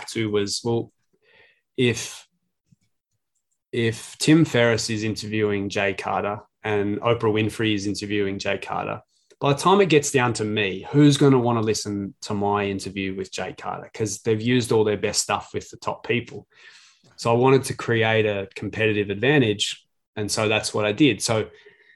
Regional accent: Glen Waverley, Victoria, Australia; I'm from Glen Waverley. So yeah, we used to walk to games

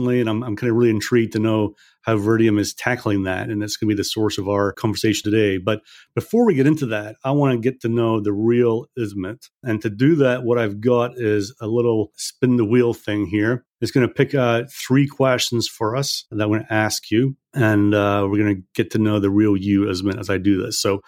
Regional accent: Scotland, United Kingdom; now in United States; I'm also from Scotland. We're a simple people from Scotland

